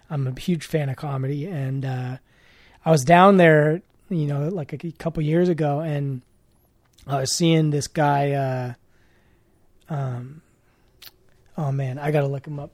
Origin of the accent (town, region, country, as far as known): Oakland, California, United States